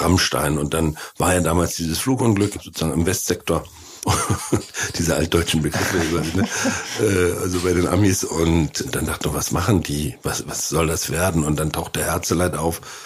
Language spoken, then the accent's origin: German; former GDR, Mecklenburg-Vorpommern, Germany; moved away; direkt aus meinem Heimatort